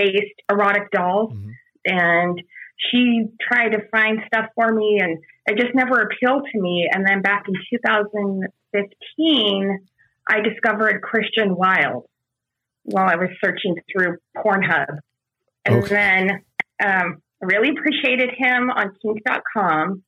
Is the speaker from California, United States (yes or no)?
yes; San Diego, California, United States; I'm from San Diego